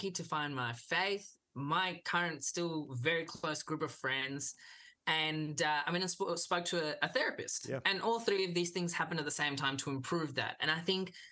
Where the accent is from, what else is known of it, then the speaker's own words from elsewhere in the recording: Melbourne, Victoria, Australia; first language English; also born or lived in Kolkata, India / South India; Came straight to Melbourne. Lived in Melbourne my whole life